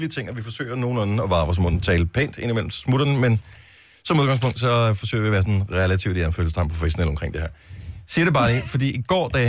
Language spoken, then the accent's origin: Danish; Svendborg, Southern Denmark, Denmark; Jeg er fra Svendborg.